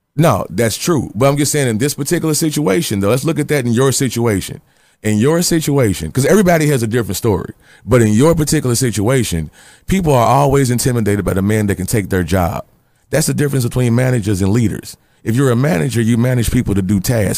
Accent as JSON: {"language": "English", "town": "Louisville", "region": "Kentucky", "country": "United States", "said": "I'm from Louisville, Kentucky, and I got that gene."}